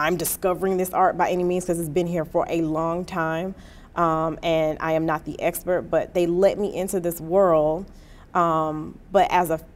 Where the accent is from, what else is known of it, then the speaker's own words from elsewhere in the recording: Atlanta, Georgia, United States; now in Washington, D.C., United States; I'm from Atlanta